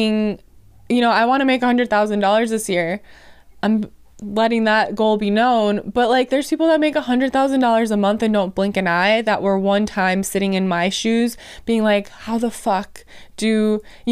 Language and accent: English; Wisconsin, United States; I'm from Wisconsin